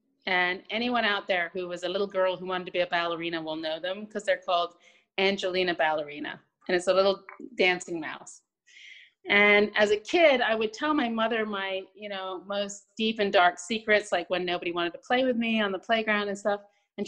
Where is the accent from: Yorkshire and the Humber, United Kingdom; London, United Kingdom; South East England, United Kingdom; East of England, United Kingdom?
London, United Kingdom; moved away as an adult; now in United States; No, you know what's weird? I'm from London, but my parents are both Americans. So they raised me as an American in London.